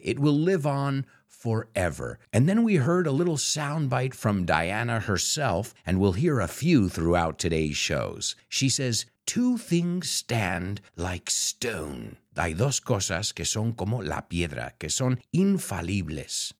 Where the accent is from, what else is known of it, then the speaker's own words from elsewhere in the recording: United States; as an American